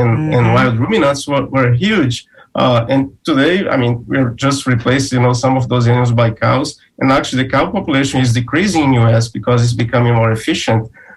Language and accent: English; Brazil; now in Florida, United States; I'm originally from Brazil, and I did some work there with silver pasture